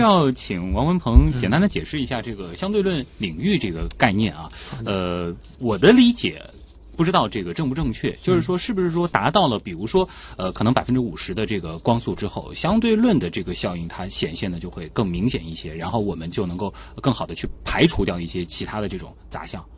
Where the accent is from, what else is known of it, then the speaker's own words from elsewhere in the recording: China; 作为中国人